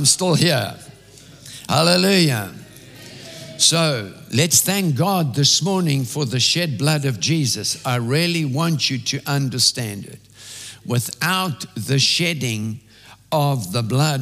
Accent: South Africa; When I was growing up in South Africa

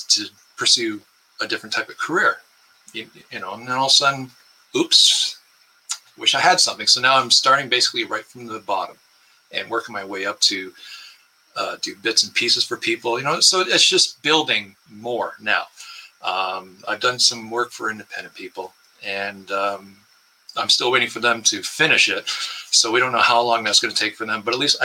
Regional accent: Windsor, Ontario, Canada; I was born in Windsor, Ontario, which is just across the river from Detroit

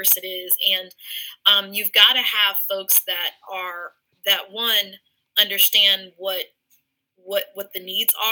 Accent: Elida, Ohio, United States; also born or lived in Forest Park, Ohio; I'm from a country town called Elida, which is just outside of Lima

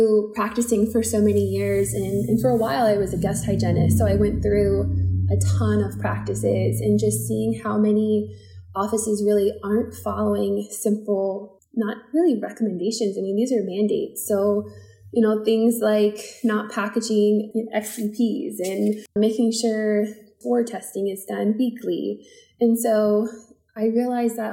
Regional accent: Maryland, United States; also born or lived in Newton, Massachusetts; I am a Maryland native. I grew up in Maryland

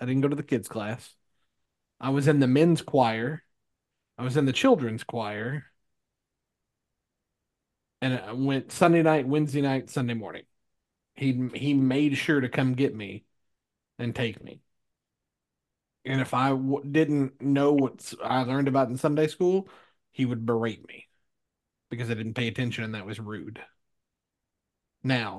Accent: Ohio County, Kentucky, United States; moved away as an adult; also born or lived in Cedar Falls, Iowa / Terre Haute, Indiana; "Small town in Kentucky." I said, "Nobody would hear. It's Ohio County. We go by counties."

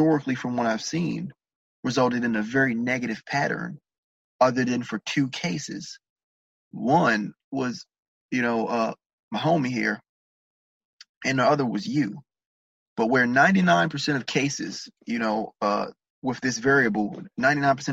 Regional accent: Maryland, United States; I'm from Maryland

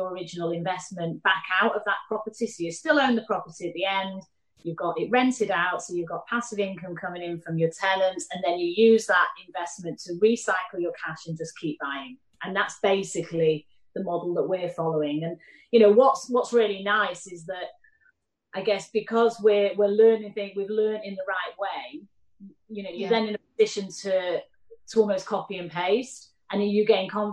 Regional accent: Manchester, North West England, United Kingdom; accent: Mancunian; now in London, United Kingdom; Manchester, where I'm from

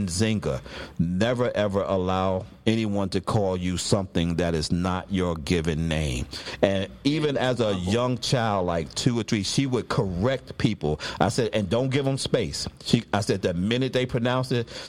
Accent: New York City, New York, United States; I come from Brooklyn, so I can do a Spanish accent.

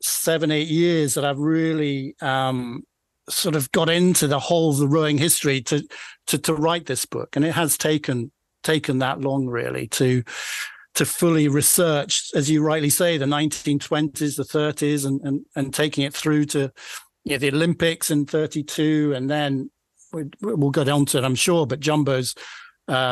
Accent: Aberdeenshire, Scotland, United Kingdom; accent: Scottish; Doric; I grew up in rural Aberdeenshire in the 80s

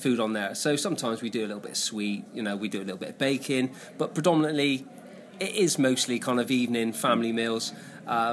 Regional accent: Bristol, South West England, United Kingdom; I've lived in Bristol my whole life

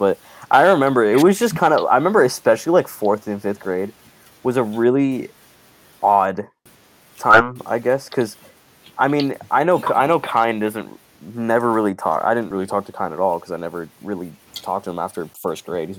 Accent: Bellevue, Washington, United States; I was born in Bellevue. I was born in Bellevue.

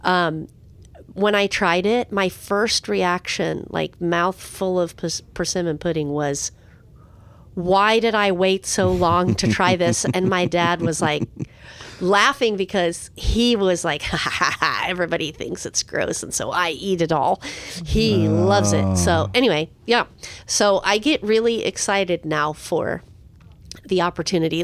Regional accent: San Diego, California, United States; When I was young, growing up in San Diego

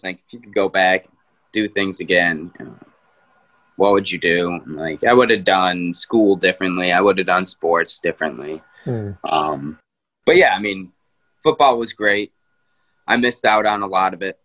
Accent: Lee, Massachusetts, United States; also born or lived in Pittsfield, Massachusetts; I grew up mostly in Lee, but I spent a lot of time here as well

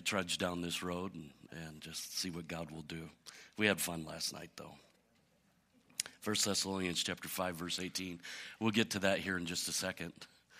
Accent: Michigan, United States; I remember when I was a kid growing up in Michigan, at that time in my life, I had like 22 cousins at that time.

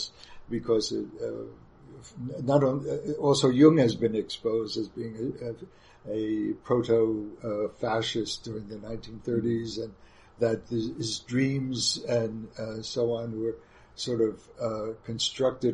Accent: New York, United States; also born or lived in Munich, Germany; as a New Yorker, I only wanted to teach in New York and live in New York

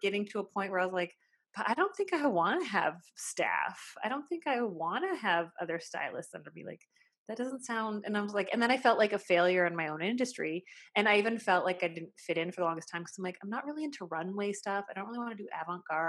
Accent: Saskatchewan, Canada; I was brought up in a small town on the prairies, like in basically the armpit of Canada, we call it. It's Saskatchewan.

